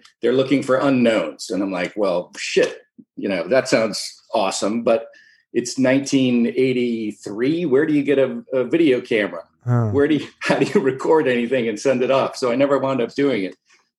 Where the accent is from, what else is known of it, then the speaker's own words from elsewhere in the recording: Princeton, New Jersey, United States; born there; also born or lived in Geneva, Switzerland; I was born in Princeton, left there in the second grade because my stepfather was a bigwig with the Boy Scouts.